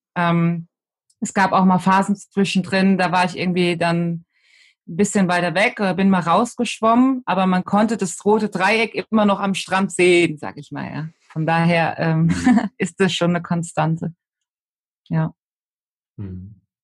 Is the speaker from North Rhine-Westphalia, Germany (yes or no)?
no; Betzdorf, Rhineland-Palatinate, Germany; Also bei uns im Dorf, in Betzdorf, im Siegerland, wo ich herkomme, da ähm, hat der CV die Jugendarbeit gemacht für die Kirche und ich bin sozusagen von klein auf